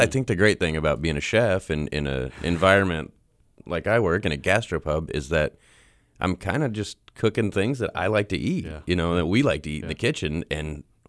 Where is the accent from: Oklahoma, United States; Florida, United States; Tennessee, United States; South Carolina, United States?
Oklahoma, United States; I grew up in Oklahoma.